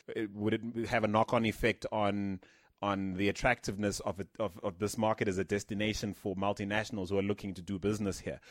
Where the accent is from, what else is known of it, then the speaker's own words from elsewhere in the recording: Philippines; moved away; a university campus I grew up on in the Philippines when I was much younger